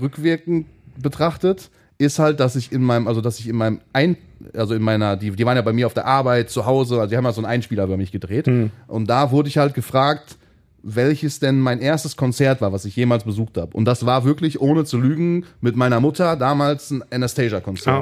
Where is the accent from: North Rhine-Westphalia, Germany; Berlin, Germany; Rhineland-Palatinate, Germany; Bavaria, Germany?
North Rhine-Westphalia, Germany; Hattingen; Wir kommen ja beide aus Hatting